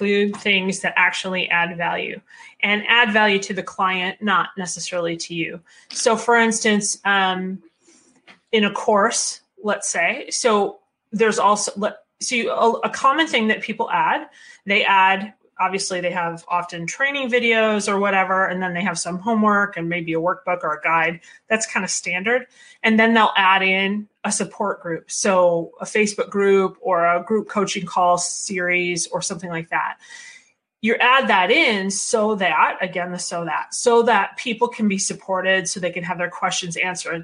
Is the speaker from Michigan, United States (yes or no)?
yes; Michigan, United States; I'm from Michigan and this is where we make cars.